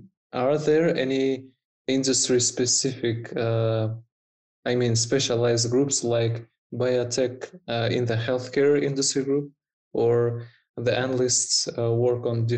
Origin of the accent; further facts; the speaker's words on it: Almaty, Kazakhstan; I'm from Almaty, from Kazakhstan.